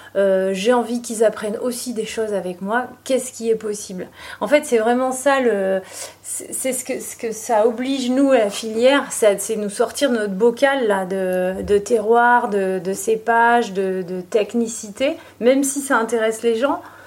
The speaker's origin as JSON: {"language": "French", "town": "Libourne", "region": "Nouvelle-Aquitaine", "country": "France", "tie": "born or raised there", "said": "je suis née à Libourne et j'ai grandi euh, ici en fait."}